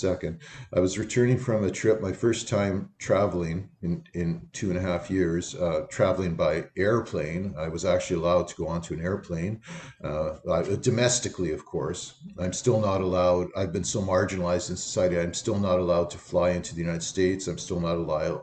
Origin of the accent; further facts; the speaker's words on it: Canada; as a Canadian citizen